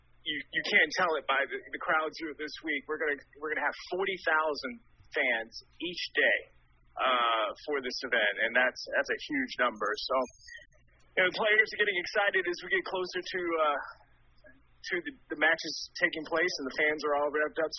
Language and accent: English; North Carolina, United States; I'm a North Carolinian, and it's really cool to have this event in my home state